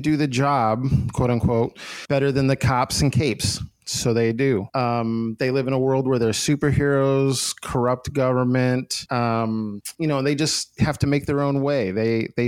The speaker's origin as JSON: {"language": "English", "town": "Gainesville", "region": "Florida", "country": "United States", "tie": "born or raised there", "also_born_or_lived": "Endicott, New York / Rochester, New York", "said": "when I was 10, we moved to Gainesville, Florida. So I'm pretty much a Gainesville, Florida kid"}